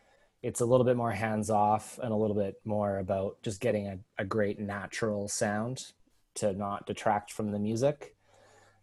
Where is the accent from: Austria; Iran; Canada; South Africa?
Canada; Thunder Bay, Ontario; now in Toronto, Canada; I grew up in Thunder Bay, Ontario, which is about a 16-hour drive from here, northwest